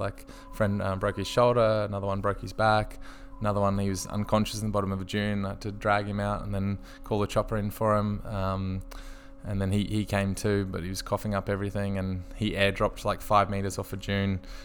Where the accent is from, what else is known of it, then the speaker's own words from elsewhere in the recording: Brisbane, Queensland, Australia; I grew up in Brisbane on the south side